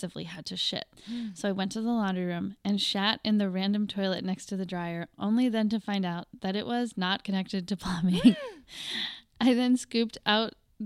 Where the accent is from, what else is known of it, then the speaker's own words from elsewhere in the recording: Wisconsin, United States; I'm just from Wisconsin